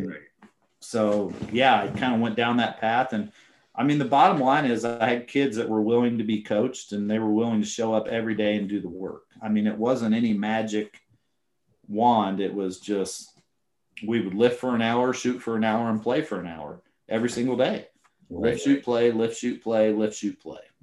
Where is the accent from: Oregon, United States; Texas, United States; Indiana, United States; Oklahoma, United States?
Indiana, United States; also born or lived in Colorado; now in Virginia, United States; I'm from Indiana and high school basketball is king